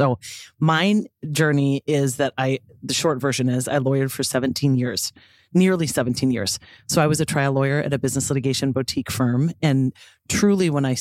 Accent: Grand Rapids, Minnesota, United States; also born or lived in Boston; now in Minneapolis, United States; I am from Northern Minnesota, Grand Rapids

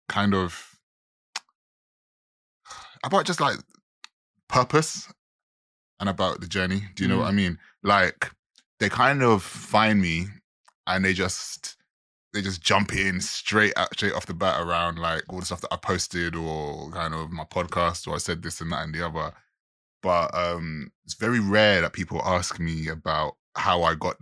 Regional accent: Jamaica; I'm a Jamaican

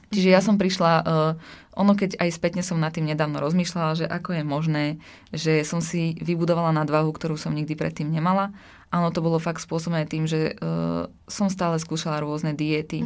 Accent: Slovakia; som zo Slovenska a mhm. vyrastala som e, v takej malej dedinke.

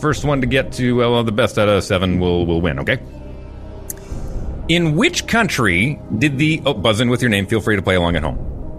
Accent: Fort McMurray, Alberta, Canada; moved away; also born or lived in Newfoundland; I'm just an adopted Newfoundlander, being born and raised in Fort McMurray.

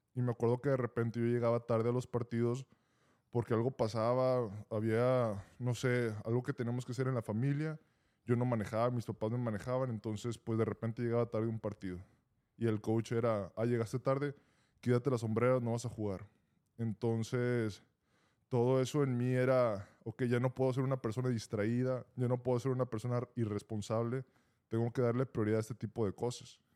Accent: Monterrey, Nuevo León, Mexico; moved away; ahí en donde yo soy, de Monterrey

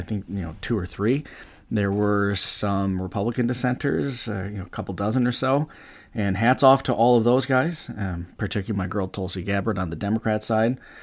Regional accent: United States; we, as the American taxpayer, we as American voters

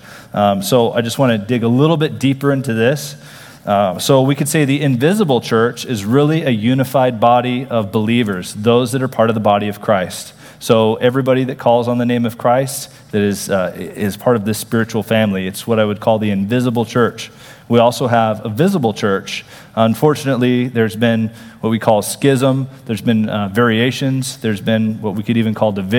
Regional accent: Texas, United States; I'm from Texas. So, okay, I'm a Texan

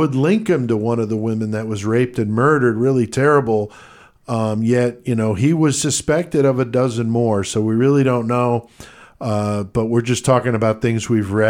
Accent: Connecticut, United States; I grew up there.

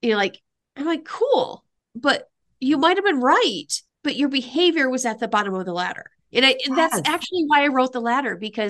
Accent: Midwest, United States; I'm from the Midwest.

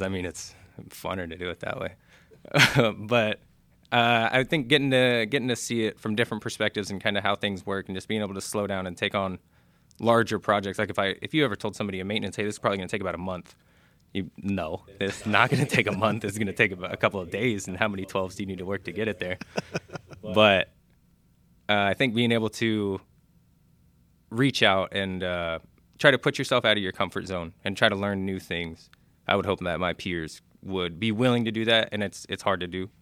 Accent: Clearwater, Florida, United States; moved away; I'm from Clearwater, Florida.

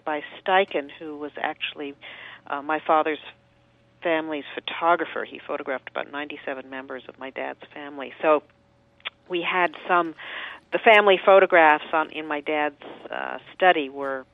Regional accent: New York City, New York, United States; I grew up in New York City and live here now

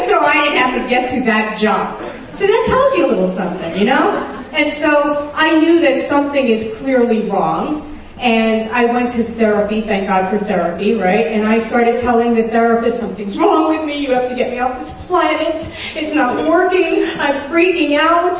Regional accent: New York City, New York, United States; I grew up in Brooklyn, New York, and my family was Orthodox Jewish

